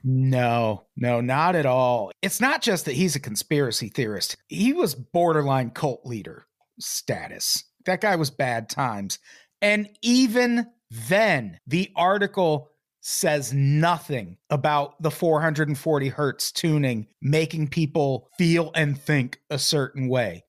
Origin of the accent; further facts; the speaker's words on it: Peoria, Illinois, United States; where I grew up in Peoria